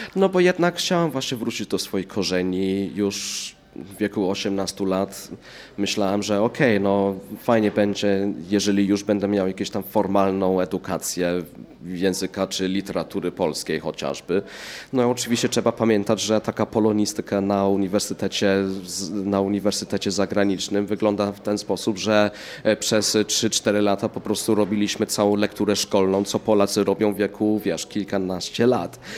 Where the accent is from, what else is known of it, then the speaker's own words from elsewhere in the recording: England, United Kingdom; moved away as an adult; now in Poland; urodziłem się w Anglii, mieszkałem w Anglii 21 lat, no i w Polsce jestem od 15